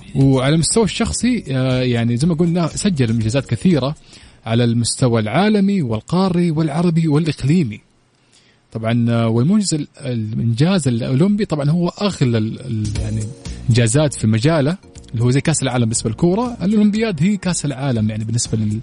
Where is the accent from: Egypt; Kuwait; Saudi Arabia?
Saudi Arabia; أنا عندنا في السعودية